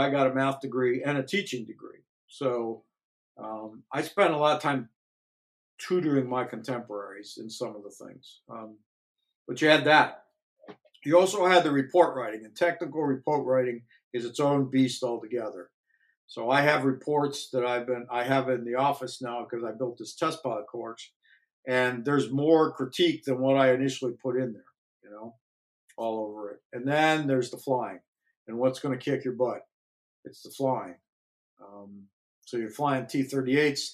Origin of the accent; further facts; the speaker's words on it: Northeast Ohio, United States; we grew up in Northeast Ohio